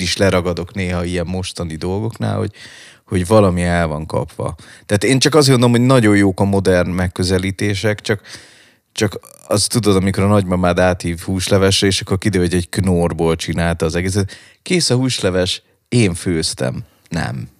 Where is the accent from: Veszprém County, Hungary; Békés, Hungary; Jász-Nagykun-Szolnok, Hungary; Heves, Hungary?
Veszprém County, Hungary; Balatonfüred; moved away; also born or lived in Budapest; Füredről jöttem, ugye én Balatonfüredről, mhm. és hirtelen belecseppentem ebbe a pesti underground szénába